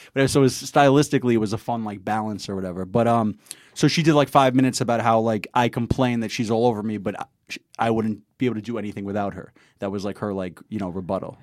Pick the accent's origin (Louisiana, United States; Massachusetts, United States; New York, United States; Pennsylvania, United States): New York, United States; New York City; I'm from Queens